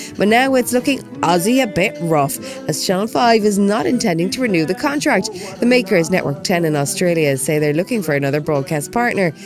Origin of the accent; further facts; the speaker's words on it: Wales, United Kingdom; I'm Welsh